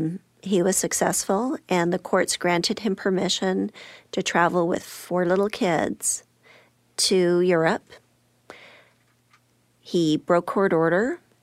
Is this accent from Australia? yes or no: no; Alberta, Canada; So I was raised in Alberta, and while attending university there